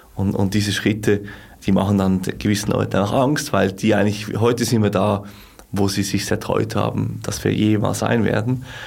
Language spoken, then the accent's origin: German; Switzerland; als Schweizer